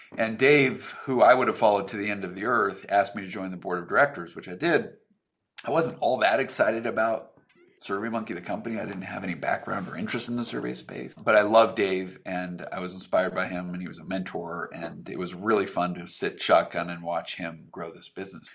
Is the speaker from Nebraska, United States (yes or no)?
no; Reno, Nevada, United States; moved away as an adult; also born or lived in Seattle, Washington; I grew up in Reno, Nevada.